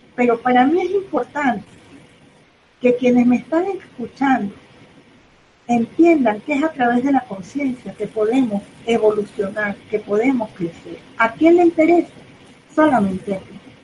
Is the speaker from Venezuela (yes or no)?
yes; Caracas, Capital District, Venezuela; soy de Caracas, vivo en Venezuela, aquí me quedaré